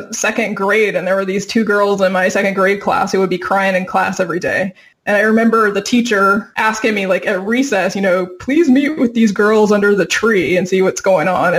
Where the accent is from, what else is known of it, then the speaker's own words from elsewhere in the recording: Virginia Beach, Virginia, United States; moved away as an adult; now in California, United States; I'm originally from Virginia Beach, Tidewater area of Virginia